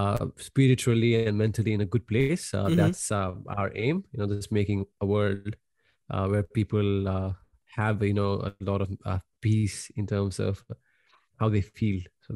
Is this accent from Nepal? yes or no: yes; Nepal; moved away as an adult; But that's what I got signed up when I came from Nepal.